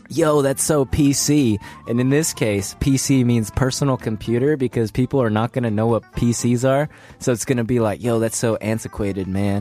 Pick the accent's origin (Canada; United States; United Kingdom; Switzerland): United States; California; moved away; I come from California